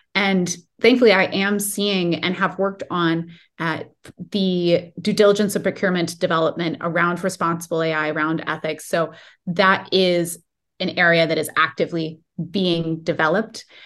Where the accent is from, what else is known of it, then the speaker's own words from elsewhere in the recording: Silicon Valley, California, United States; I grew up in the Silicon Valley